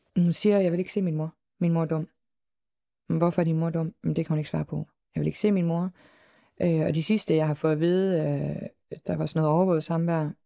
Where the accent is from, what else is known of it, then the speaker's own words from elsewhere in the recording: Southern Denmark, Denmark; moved away; jeg er, øh, længere nede fra, øh, i sydpå